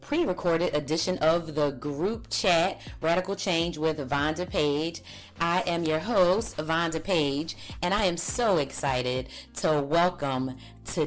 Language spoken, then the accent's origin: English; Philadelphia, Pennsylvania, United States; I grew up in Philly, and so I think because of my accent